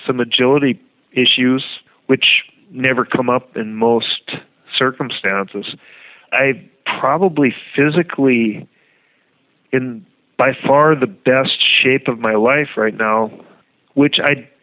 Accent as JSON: {"language": "English", "area": "northern Red River Valley", "region": "North Dakota", "country": "United States", "tie": "born or raised there"}